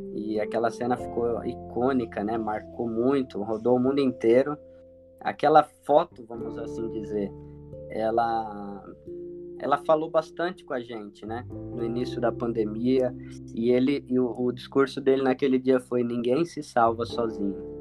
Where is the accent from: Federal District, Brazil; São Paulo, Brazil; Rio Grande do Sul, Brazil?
São Paulo, Brazil; São Vicente; now in Toledo, Brazil; Sou natural de São Vicente, litoral de São Paulo